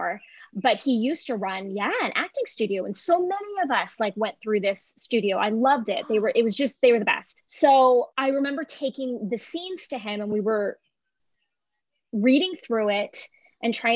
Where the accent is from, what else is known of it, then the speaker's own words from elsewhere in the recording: Ventura County, Southern California, United States; I'm from Southern California originally.